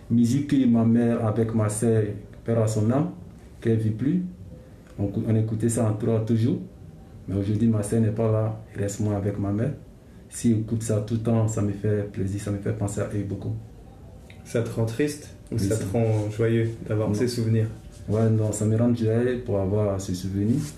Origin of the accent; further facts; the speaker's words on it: Côte d’Ivoire; moved away as an adult; now in Annecy, France; je viens de la Côte d'Ivoire. Oui. Je suis en France, à fait un mois, un an, quelques, un an, quelques mois.